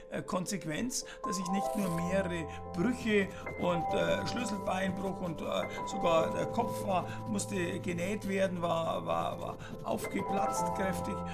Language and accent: German; Fürstenfeldbruck, Bavaria, Germany; born there; Ich bin geboren in Fürstenfeldbruck bei München.